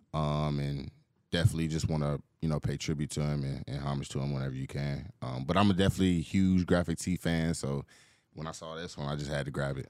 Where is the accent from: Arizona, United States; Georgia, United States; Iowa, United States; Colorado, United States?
Georgia, United States; Atlanta; growing up in Atlanta